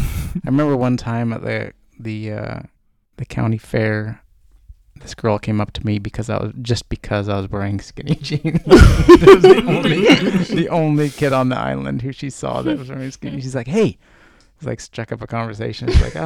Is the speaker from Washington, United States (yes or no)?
yes; Friday Harbor, Washington, United States; now in Tacoma, United States; Yeah, I grew up on Friday Harbor.